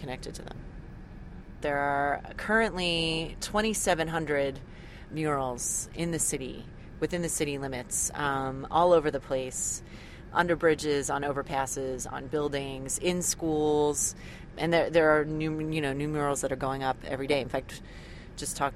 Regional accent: Philadelphia, Pennsylvania, United States; I grew up in Philadelphia

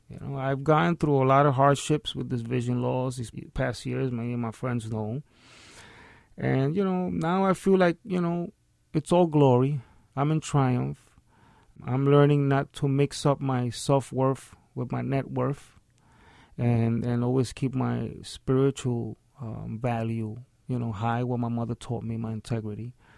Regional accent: New York City, New York, United States; born and raised in the South Bronx. I'm a Hunts Point baby

